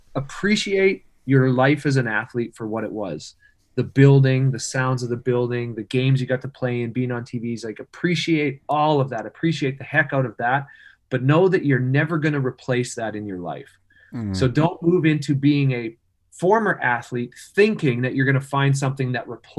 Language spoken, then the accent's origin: English; Wawota, Saskatchewan, Canada; moved away; my hometown of Wawota